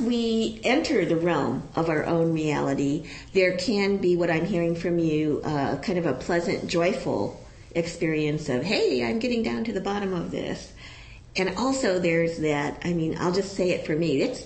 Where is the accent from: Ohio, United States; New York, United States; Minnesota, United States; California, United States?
Ohio, United States; I was a kid from Ohio when I went to college.